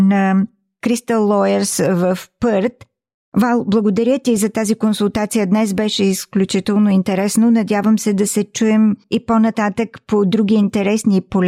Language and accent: Bulgarian; Bulgaria; now in Australia; Ние всички сме българи, които живеем в Австралия